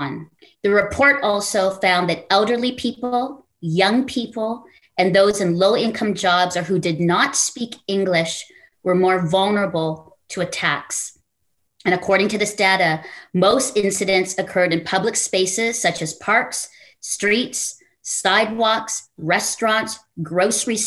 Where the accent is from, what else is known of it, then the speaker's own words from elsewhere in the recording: Canada; as a Filipino Canadian